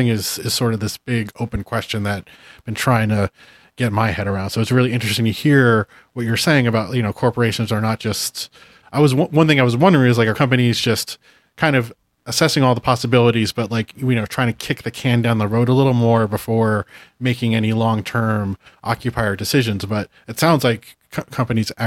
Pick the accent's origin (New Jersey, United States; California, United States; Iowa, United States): New Jersey, United States; Bergen County; now in Brooklyn, United States; I'm actually from Bergen County.